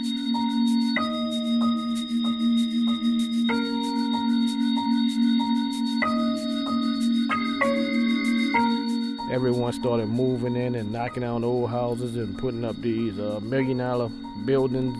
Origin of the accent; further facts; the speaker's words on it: New Orleans, Louisiana, United States; moved away as an adult; now in Austin, United States; I'm from New Orleans, Louisiana. I've been here since Hurricane Katrina.